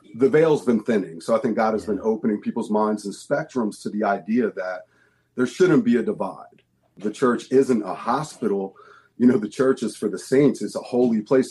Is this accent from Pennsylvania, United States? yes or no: yes; outside of Philadelphia, Pennsylvania, United States; we grew up outside of Philadelphia